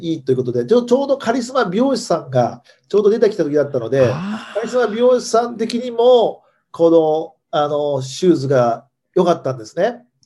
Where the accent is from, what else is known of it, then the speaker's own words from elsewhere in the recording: Hiroshima, Japan; 私広島出身なんですけども